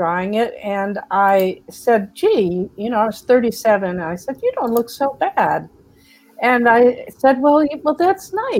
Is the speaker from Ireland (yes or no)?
no; United States; also born or lived in Texas / Georgia; now in California, United States; I grew up in Texas and Georgia